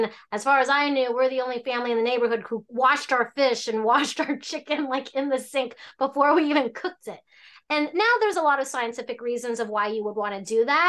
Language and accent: English; Hong Kong; So I'm from Hong Kong. So essentially, my family was from China.